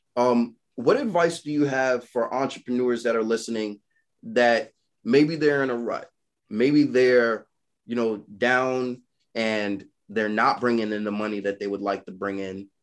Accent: New York City, New York, United States; I'm from Brooklyn

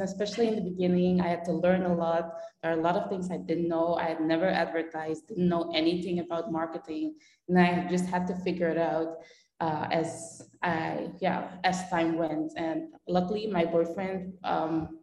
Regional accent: Belgium; moved away as an adult; also born or lived in Netherlands; now in Panama; I'm born in the Netherlands, but I grew up in Belgium

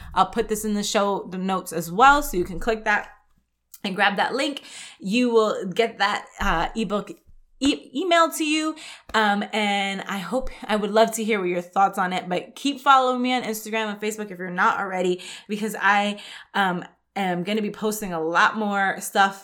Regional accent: New York City, New York, United States; I grew up in the Bronx in New York

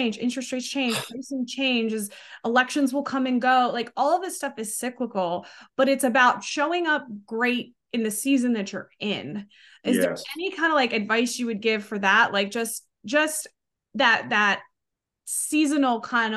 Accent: Northeast, United States; moved away; I'm from the Northeast originally

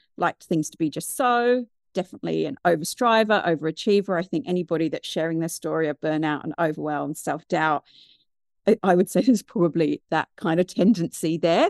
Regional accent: United Kingdom; moved away as an adult; also born or lived in New Zealand; now in Wellington, New Zealand; I'm originally from the U K, which you can probably tell by my accent

